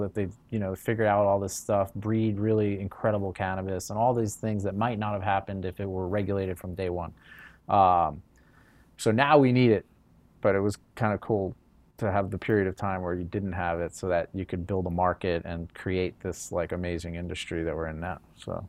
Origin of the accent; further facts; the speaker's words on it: New York, United States; moved away as an adult; now in California, United States; I came from New York originally